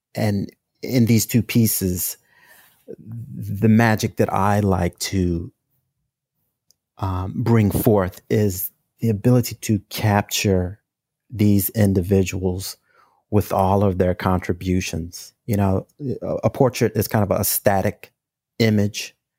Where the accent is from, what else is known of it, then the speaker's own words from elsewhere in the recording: St. Louis, Missouri, United States; moved away as an adult; now in New York City, United States; I'm originally from St. Louis, Missouri. I moved to New York City in 1995 to attend the School of Visual Arts